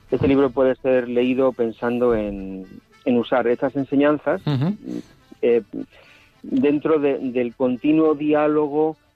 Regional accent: Basque Country, Spain; Un poquito en Solupe, que es mi pueblo de, pastoral, ha llovido un poquito a mediodía

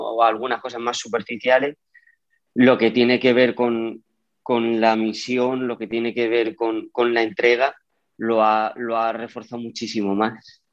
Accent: Yecla, Region of Murcia, Spain; yo soy de Yecla y allí la Virgen para nosotros es mucho

